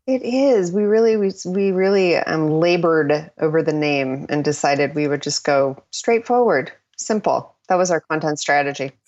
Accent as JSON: {"language": "English", "region": "Minnesota", "country": "United States", "said": "I was from Minnesota"}